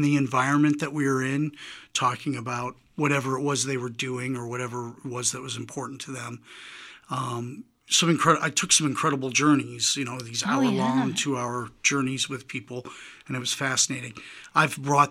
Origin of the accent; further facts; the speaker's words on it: New York, United States; moved away; I grew up in New York, and my mom was an avid reader